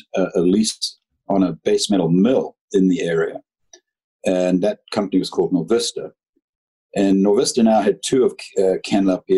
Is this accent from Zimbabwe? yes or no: yes; Zimbabwe; moved away as an adult; also born or lived in United Kingdom; now in Canada; I was born and brought up in Zimbabwe